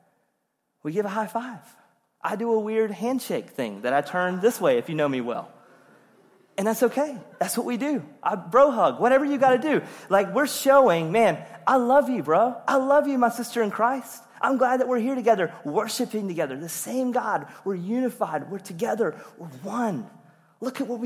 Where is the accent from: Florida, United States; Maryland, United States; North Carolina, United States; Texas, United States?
North Carolina, United States; Rocky Mount; I'm from Rocky Mount, from Eastern North Carolina